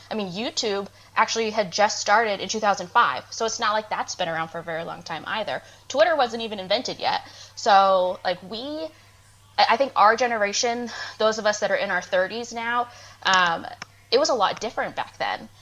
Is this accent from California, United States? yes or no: no; Maine, United States; moved away as an adult; also born or lived in Georgia / Nashville, Tennessee; now in Augusta, Georgia, United States; I'm originally from Maine